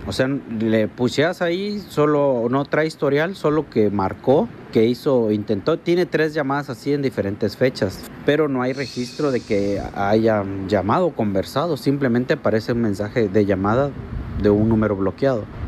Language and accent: Spanish; Mexico; Yo estuve trabajando en Canadá y soy mexicano